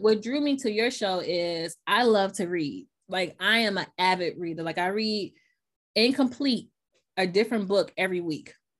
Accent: Memphis, Tennessee, United States; accent: Southern; now in New York, United States; So I was raised in Memphis, Tennessee

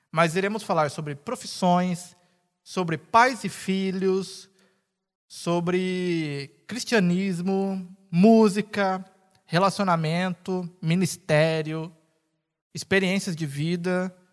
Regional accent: São Paulo, Brazil; Sou de São Paulo.

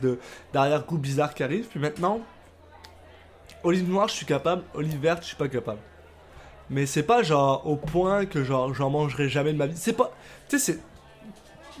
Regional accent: France; moved away as an adult; now in Canada; je suis français, je viens de France

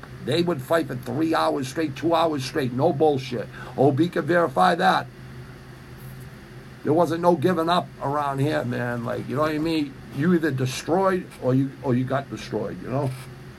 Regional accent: McKeesport, Pennsylvania, United States; born there; Nope, born in Western PA, too. Yeah, I was born in McKeesport, Pittsburgh.

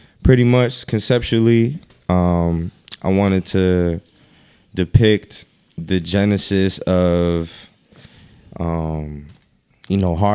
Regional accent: Boston, Massachusetts, United States; I'm from Roxbury

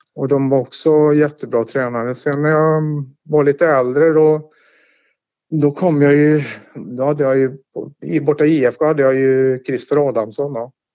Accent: Tidaholm, Västra Götaland, Sweden; moved away as an adult; also born or lived in Stockholm / Jönköping / Halmstad / Karlstad; now in Skåne, Sweden; Jag är född och uppvuxen i Tidaholm

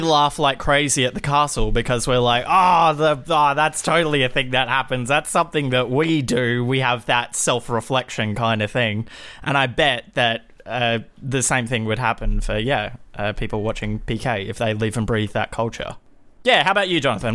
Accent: Australia

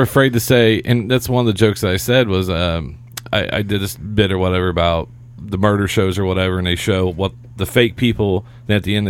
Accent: Seymour, Indiana, United States; It was Applebee's in my hometown, Seymour Highway 50

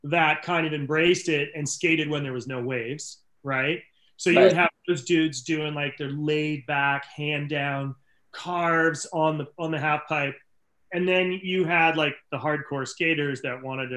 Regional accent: Rhode Island, United States; I grew up in Rhode Island and I grew up skateboarding

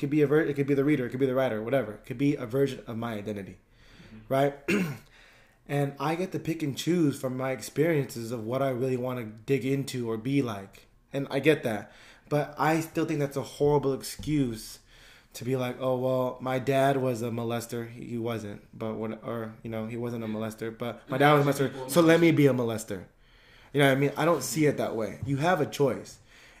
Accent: California, United States; But it's tough because I feel like growing up in the Bay Area, you can still see.

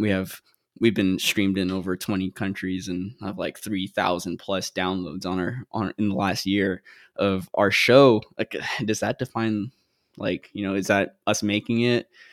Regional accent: Guam; moved away; also born or lived in Philippines; when I was two, we moved to Guam, and that's where I grew up

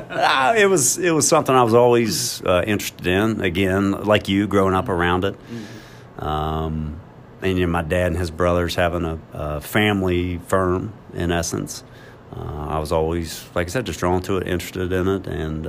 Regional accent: Ripley, West Virginia, United States; growing up in Ripley with the family who loved me

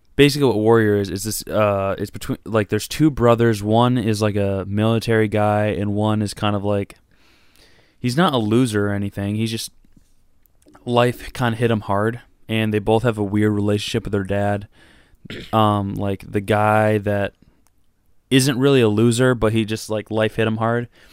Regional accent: Michigan, United States; Detroit, just because, like, that's my home state

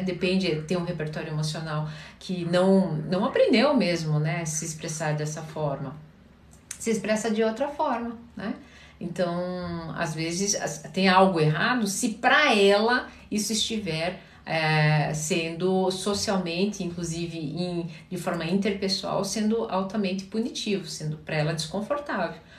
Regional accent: Curitiba, Paraná, Brazil; Eu sou paranaense, sou curitibana

